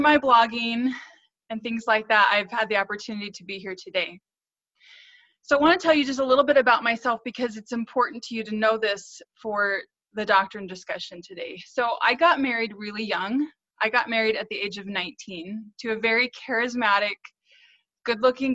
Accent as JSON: {"language": "English", "region": "North Central Missouri", "country": "United States", "tie": "born or raised there", "said": "So I grew up in North Central Missouri"}